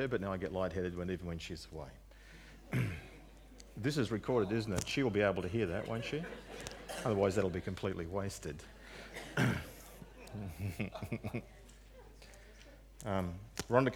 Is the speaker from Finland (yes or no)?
no; Narrandera, New South Wales, Australia; moved away; Narendra, my hometown